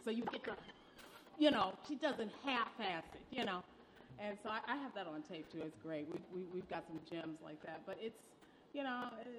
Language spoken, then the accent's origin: English; Detroit, Michigan, United States; I touched on Philly, but I grew up in Detroit, Michigan.